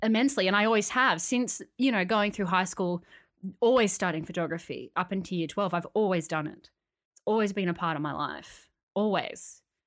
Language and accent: English; Canberra, Australian Capital Territory, Australia; now in Sydney, Australia; when I moved to Sydney, 'cause I grew up in Canberra, when I moved to Sydney